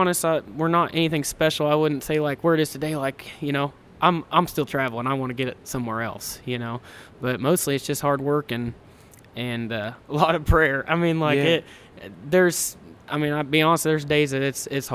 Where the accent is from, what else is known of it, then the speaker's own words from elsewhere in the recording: Kansas, United States; We're from Kansas